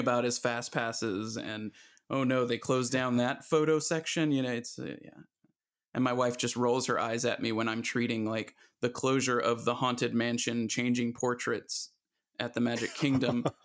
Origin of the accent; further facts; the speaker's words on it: Atlanta, Georgia, United States; I grew up in Atlanta